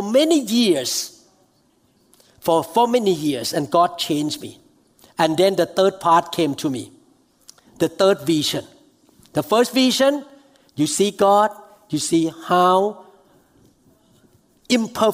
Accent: Thailand; moved away; I flew to Thailand because my hometown.

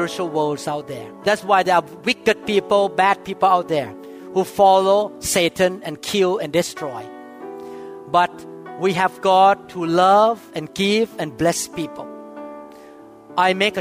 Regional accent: Thailand; I grew up that way in Thailand

